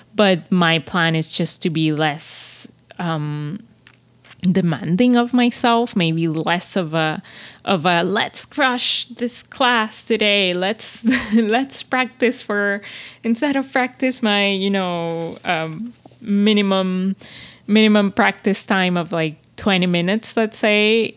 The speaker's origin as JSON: {"language": "English", "country": "Venezuela", "tie": "born or raised there", "moved": "as an adult", "lives_now": "Montreal, Canada", "said": "I came from Venezuela and, like, you know, it, uh, I, I, I, I live half of my life in a, in a society that's very, um, dangerous, that's very, you grow up with a lot of fears"}